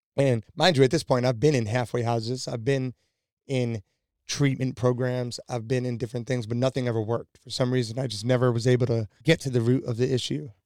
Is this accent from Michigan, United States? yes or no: no; New York, United States; I was born and raised in New York.